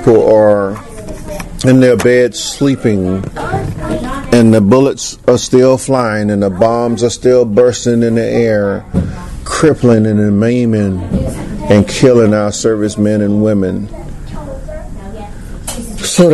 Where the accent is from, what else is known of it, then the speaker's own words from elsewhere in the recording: United States; As an American fighting man